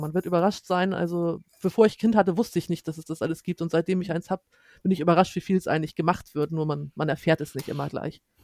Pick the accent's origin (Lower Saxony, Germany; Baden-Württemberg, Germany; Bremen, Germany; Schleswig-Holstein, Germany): Schleswig-Holstein, Germany; wir kommen aus Schleswig-Holstein